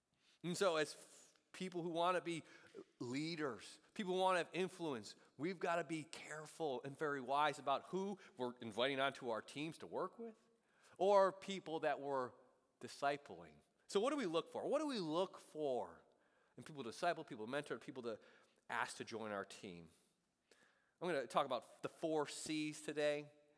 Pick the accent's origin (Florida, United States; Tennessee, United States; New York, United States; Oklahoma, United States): New York, United States; Buffalo; moved away; growing up in Buffalo